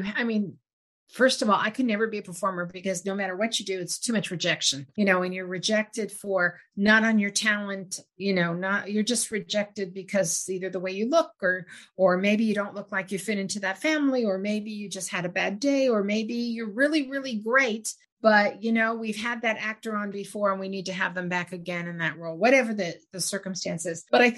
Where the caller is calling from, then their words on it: United States; I'm calling from the United States